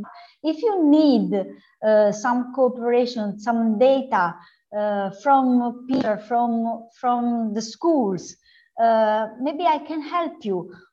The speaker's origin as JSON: {"language": "English", "country": "Italy", "said": "I'm from Italy"}